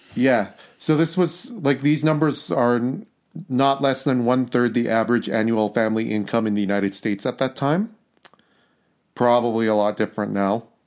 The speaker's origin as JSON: {"language": "English", "country": "Canada", "said": "we're Canadian people"}